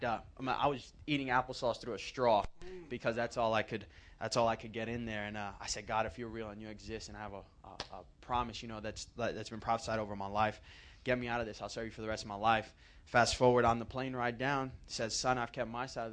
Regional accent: New York City, New York, United States; now in Oakland, United States; I'm originally from Brooklyn, New York

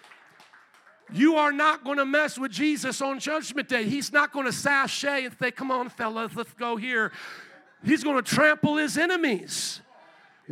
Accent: Fort Wayne, Indiana, United States; I'm from Fort Wayne, Indiana

